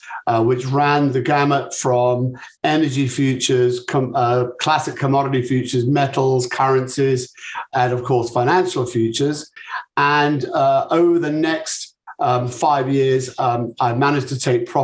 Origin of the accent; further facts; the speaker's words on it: United Kingdom; accent: British; moved away as an adult; also born or lived in Chicago; my British accent